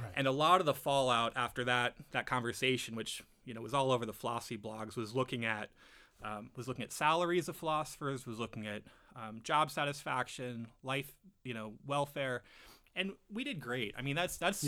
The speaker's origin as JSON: {"language": "English", "town": "Arlington", "region": "Virginia", "country": "United States", "tie": "born or raised there", "moved": "yes", "lives_now": "Michigan, United States", "said": "I grew up in Arlington, Virginia"}